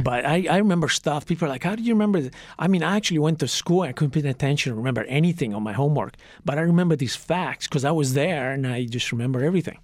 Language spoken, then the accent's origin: English; Trieste, Friuli-Venezia Giulia, Italy; moved away; also born or lived in Santa Monica, California; when I was ten months old, my parents split, and, uh, I was sent to live with my paternal grandparents in Italy, in Trieste